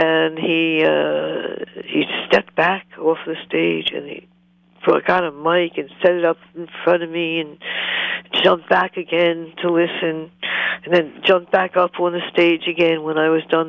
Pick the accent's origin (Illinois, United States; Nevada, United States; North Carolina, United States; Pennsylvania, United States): Pennsylvania, United States; Philadelphia; moved away as an adult; also born or lived in Los Angeles; I was actually from Philadelphia, not L.A.